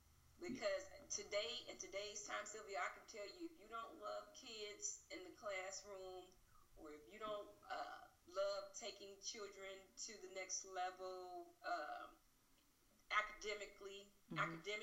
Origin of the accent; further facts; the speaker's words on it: Gary, Indiana, United States; moved away as an adult; reestablishing myself in my hometown.